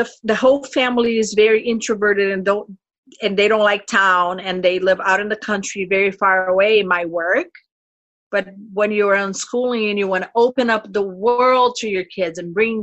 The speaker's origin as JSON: {"language": "English", "country": "Brazil", "also_born_or_lived": "North Carolina", "moved": "yes", "lives_now": "Minnesota, United States", "said": "I am from Brazil"}